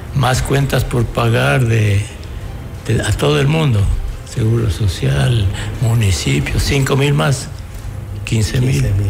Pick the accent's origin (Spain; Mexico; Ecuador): Ecuador; estamos como ecuatorianos sin libertades